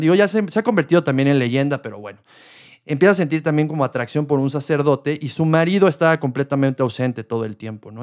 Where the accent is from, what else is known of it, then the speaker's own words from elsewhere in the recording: Mexico; also born or lived in Querétaro; algo que tenemos mucho también como mexicanos